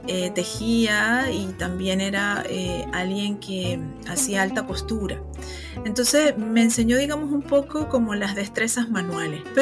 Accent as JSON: {"language": "Spanish", "country": "Venezuela", "also_born_or_lived": "Spain", "accent": "Venezuelan", "said": "hay personas que me escuchan y me dicen efectivamente que tengo acento venezolano, que seguramente es así. Mi esposo es venezolano y bueno, viví desde, digamos, desde la preadolescencia hasta eh, ya, digamos, ser una persona adulta."}